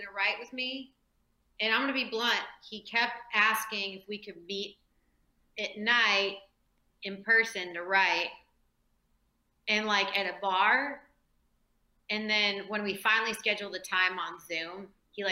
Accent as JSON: {"language": "English", "town": "El Cerrito", "region": "California", "country": "United States", "moved": "yes", "lives_now": "Nashville, United States", "said": "It's a small town called El Cerrito"}